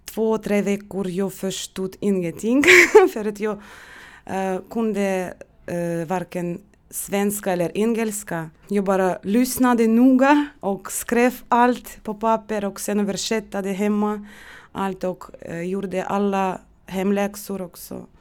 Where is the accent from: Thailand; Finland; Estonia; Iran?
Estonia; first language Russian; Swedish is a second language; moved away as an adult; now in Sweden; Jag kunde bara mitt modersmål, ryska språk. Jag kommer från Estland och jag bodde där 30 år och kunde inte estniska.